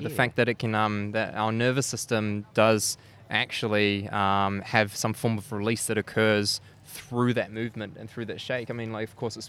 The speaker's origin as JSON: {"language": "English", "country": "New Zealand", "accent": "New Zealand", "said": "When I went overseas, I lived in a few different countries. And I held on to my New Zealand accent, but I lost actually quite a bit of it, eh?"}